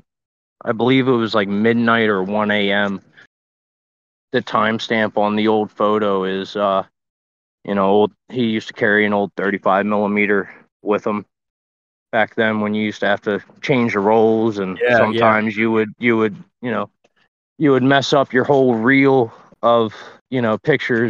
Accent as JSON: {"language": "English", "region": "Delaware", "country": "United States", "tie": "born or raised there", "also_born_or_lived": "Pocono Mountains, Pennsylvania", "moved": "yes", "lives_now": "Pennsylvania, United States", "said": "I'm not originally from Pennsylvania. I'm originally from Delaware. So grew up with shallow fishing"}